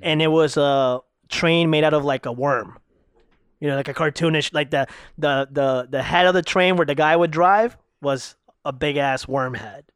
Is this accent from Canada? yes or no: no; Ecuador; also born or lived in Salinas, Ecuador; now in Florida, United States; I'm originally from Ecuador